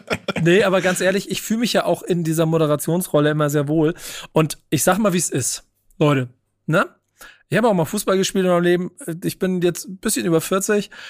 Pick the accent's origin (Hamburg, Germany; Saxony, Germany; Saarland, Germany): Hamburg, Germany; Ich bin Hamburger durch und durch